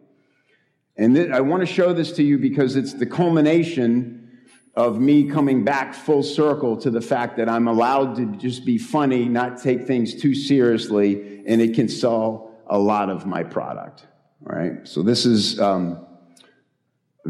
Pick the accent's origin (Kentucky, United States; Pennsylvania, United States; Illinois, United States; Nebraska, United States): Illinois, United States; Chicago; moved away as an adult; also born or lived in Los Angeles; I'm from Chicago. I came here from Chicago, too.